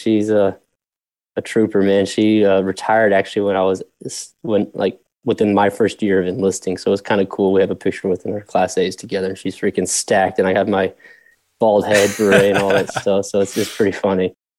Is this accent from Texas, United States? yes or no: yes; Leander, Texas, United States; moved away as an adult; also born or lived in Iowa / Round Rock, Texas; now in Dallas-Fort Worth, United States; I start telling people I'm from Austin. Like, I'm from like this, the town just north of Austin, Leander Cedar Park area. Lived in Round Rock briefly as well, but always was in the Austin.